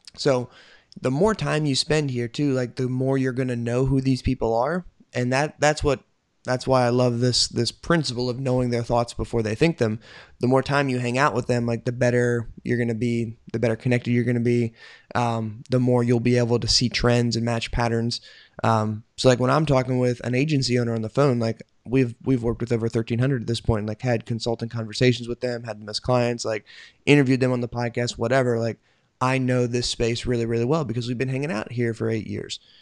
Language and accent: English; United States; I'm an American